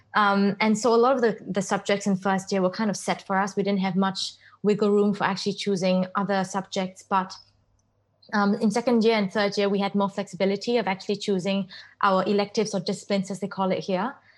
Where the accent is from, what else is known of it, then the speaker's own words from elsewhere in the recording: Singapore; I grew up in Singapore and I went to Crescent Girls School